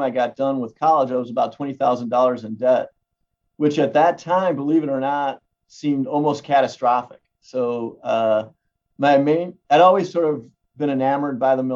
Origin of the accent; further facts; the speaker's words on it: Cleveland, Ohio, United States; now in Portland, United States; I grew up in Cleveland, Ohio, within about 200 yards of Harvey Cushing's grave